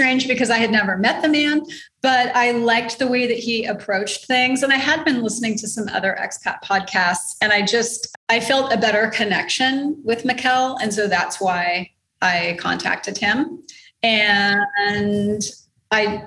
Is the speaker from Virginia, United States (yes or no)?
no; Texas, United States; moved away as an adult; now in Panama